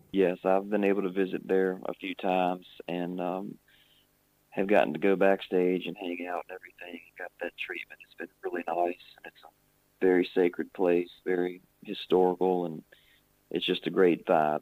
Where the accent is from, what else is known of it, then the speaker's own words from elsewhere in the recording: Virginia, United States; In my home state of Virginia, way over here.